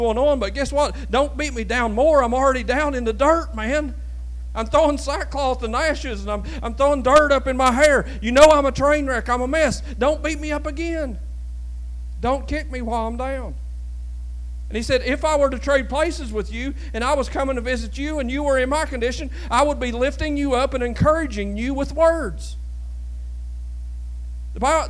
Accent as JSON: {"language": "English", "area": "Lewis County", "region": "eastern Kentucky", "country": "United States", "said": "it's a little poor place down there in eastern Kentucky"}